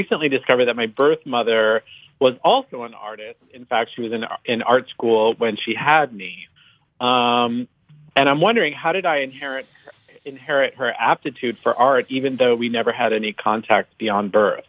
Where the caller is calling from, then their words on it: Los Angeles, California, United States; I'm calling from Los Angeles, California.